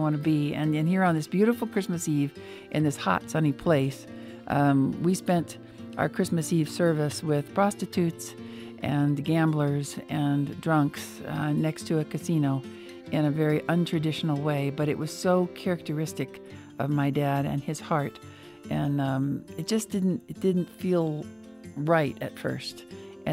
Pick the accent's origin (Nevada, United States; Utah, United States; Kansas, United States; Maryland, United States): Nevada, United States; Las Vegas; also born or lived in Reno; I also grew up, my most formative years were in Reno and Las Vegas